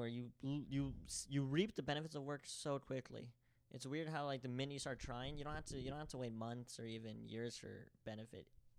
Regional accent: Diamond Bar, California, United States; born there; Diamond Bar. That's where I live right now.

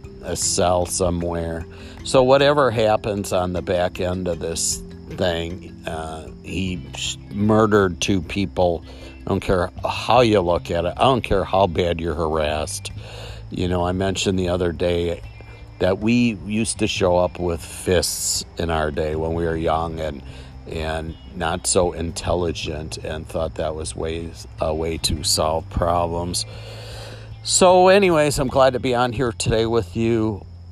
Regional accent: Milwaukee, Wisconsin, United States; my hometown, where I drive by the State Fair Park

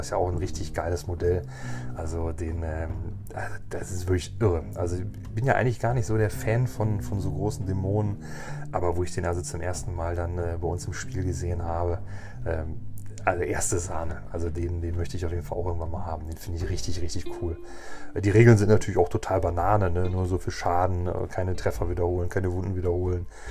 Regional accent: Germany

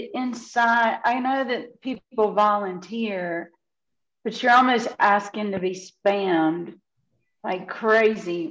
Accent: the American South, United States; I am a Southerner living in the Bible Belt

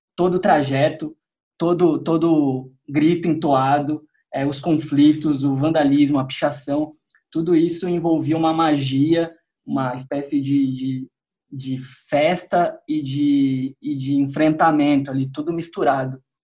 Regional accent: Piracicaba, São Paulo, Brazil; foi numa cidade do interior, em Piracicaba, onde eu cresci

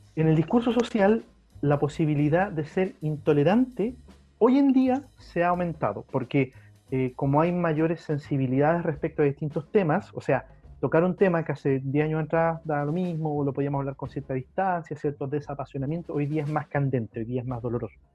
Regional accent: Chile

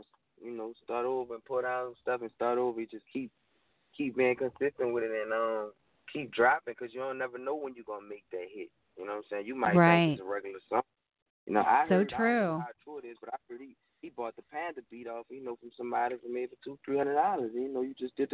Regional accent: Louisiana, United States; I'm from Louisiana

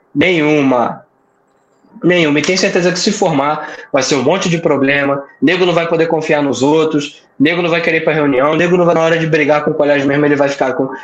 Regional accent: Rio de Janeiro, Brazil; now in Paraíba, Brazil; eu moro aqui, mas eu não sou paraibano, sou carioca.

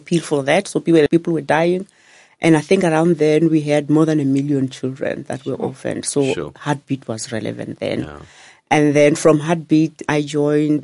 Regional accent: a small village in Zanin, Limpopo, South Africa; I'm from a small village in Zanin, in Limpopo.

